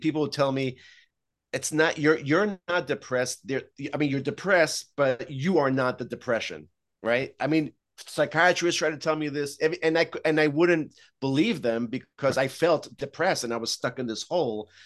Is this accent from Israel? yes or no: yes; Israel; moved away; I grew up in Israel